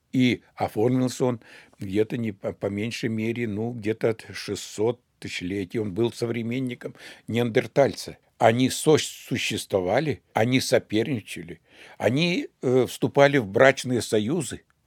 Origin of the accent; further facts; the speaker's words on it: Siberia, Russia; мы с вами сибиряки